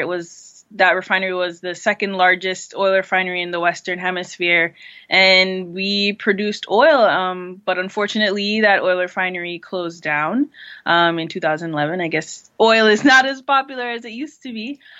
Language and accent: English; St. Croix, U.S. Virgin Islands; I'm from St. Croix, U.S. Virgin Islands. My mother, she is from Trinidad and Tobago, and my father is from Dominica.